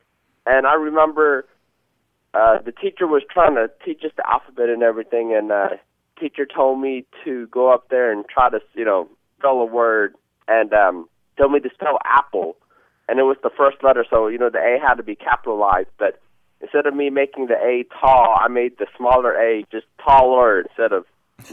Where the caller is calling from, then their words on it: Green Bay, Wisconsin, United States; English is a second language; I'm calling from Green Bay, Wisconsin.